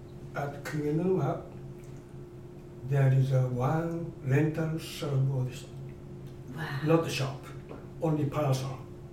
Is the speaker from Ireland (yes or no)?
no; Tokyo, Japan; I was born in Tokyo.